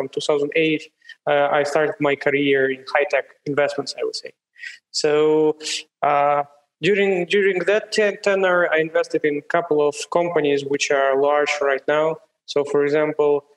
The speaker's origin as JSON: {"language": "English", "region": "Siberia", "country": "Russia", "tie": "born or raised there", "moved": "yes", "said": "I was born in Siberia, in one of the coldest places in the world. So in the winter, at place where I grew, it was minus 42 Celsius."}